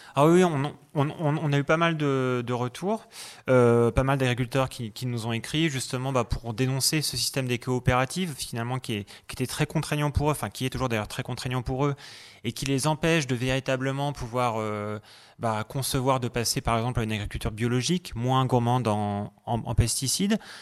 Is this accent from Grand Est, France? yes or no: no; Brittany, France; moved away as an adult; also born or lived in Germany; chez moi en Bretagne